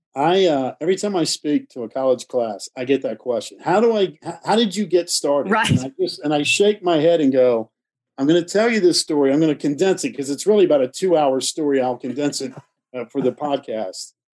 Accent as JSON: {"language": "English", "town": "Winston-Salem", "region": "North Carolina", "country": "United States", "tie": "born or raised there", "said": "i grew up in winston-salem"}